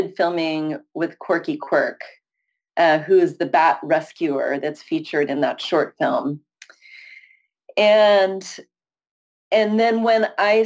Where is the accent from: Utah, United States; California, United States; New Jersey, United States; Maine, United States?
California, United States; San Francisco Bay Area; also born or lived in Syracuse, New York; I live in San Francisco. I'm from the San Francisco Bay Area